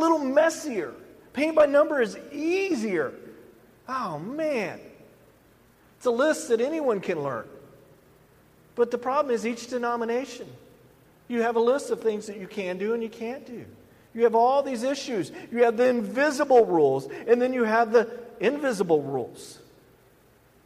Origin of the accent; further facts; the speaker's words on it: the South, United States; growing up in the South